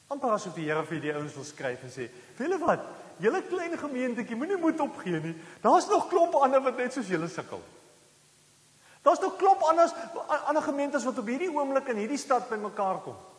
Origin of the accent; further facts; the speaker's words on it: South Africa; ons het mos groot geword in Suid-Afrika